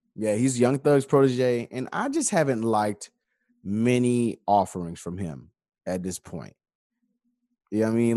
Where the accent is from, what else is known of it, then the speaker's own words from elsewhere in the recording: Atlanta, Georgia, United States; also born or lived in Decatur; my birth certificate says I was born in Atlanta. That time I'm an Atlantean